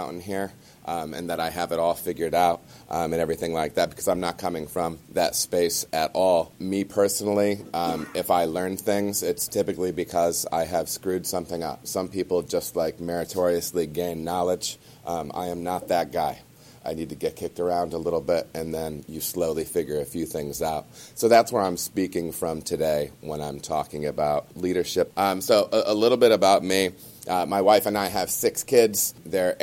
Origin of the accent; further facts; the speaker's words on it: Michigan, United States; moved away as an adult; now in Cincinnati, United States; I was born and raised in Michigan, lived there my entire life